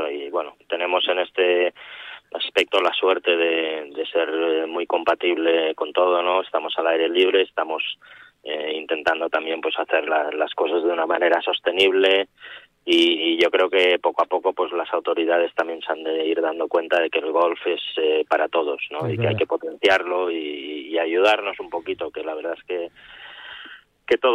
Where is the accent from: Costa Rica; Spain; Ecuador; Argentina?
Spain; como buen y buen español